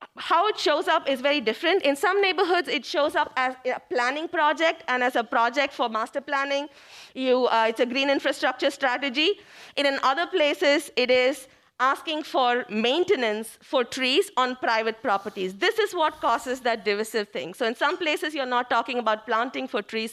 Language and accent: English; India; moved away as an adult; now in Cleveland, United States; I came from India